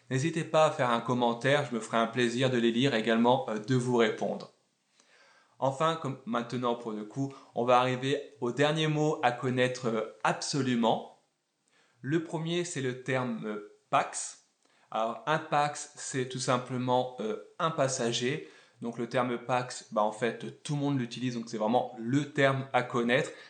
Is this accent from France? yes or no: yes; France; Et je le dis alors que je suis français et qu'on est donc le roi.